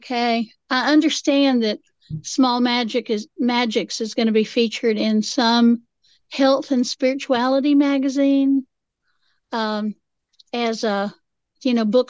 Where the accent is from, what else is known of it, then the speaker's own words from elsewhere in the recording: Appalachia, United States; I'm Appalachian.